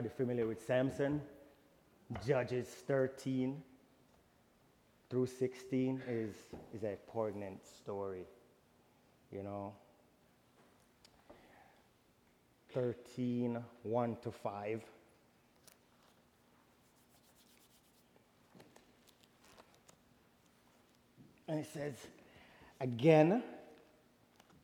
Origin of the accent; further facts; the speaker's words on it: Jamaica; I'm from Jamaica